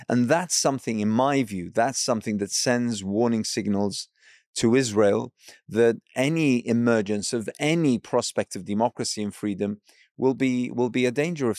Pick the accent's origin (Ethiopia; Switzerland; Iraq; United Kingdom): Iraq; as someone who hails from an Arab background. I'm from Iraq.